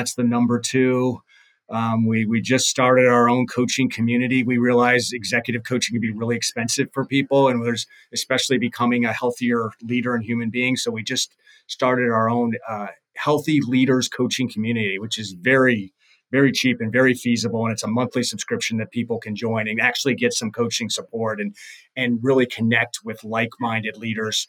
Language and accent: English; Northern Virginia, United States; also born or lived in Cleveland / Chicago area; now in Chicago, United States; I grew up in the Northern Virginia area